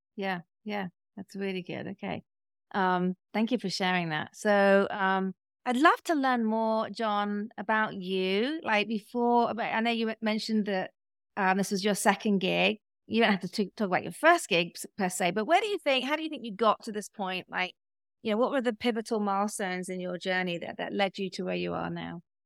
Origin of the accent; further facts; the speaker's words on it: United Kingdom; now in United States; me being British